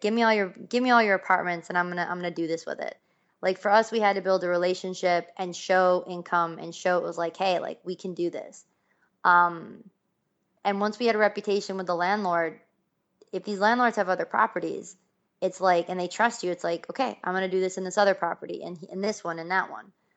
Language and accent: English; Buffalo, New York, United States; I'm from Buffalo, New York.